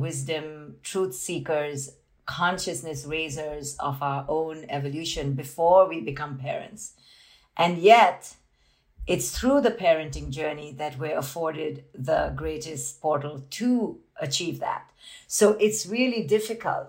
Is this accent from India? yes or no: yes; India; I grew up in India as this Indian woman